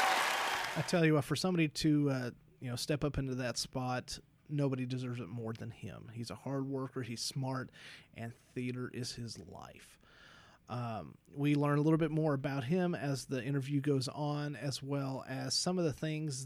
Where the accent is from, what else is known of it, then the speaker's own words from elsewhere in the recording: Southern Kentucky, United States; I'm still from Southern Kentucky.